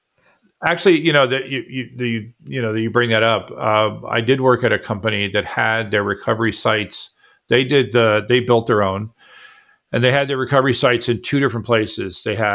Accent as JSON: {"language": "English", "region": "Florida", "country": "United States", "tie": "born or raised there", "said": "I grew up in Florida."}